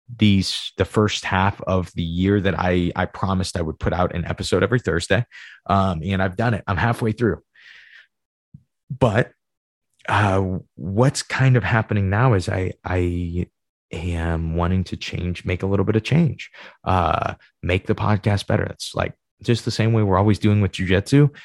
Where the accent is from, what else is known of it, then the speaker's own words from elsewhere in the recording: Midwest, United States; I'm Midwesterner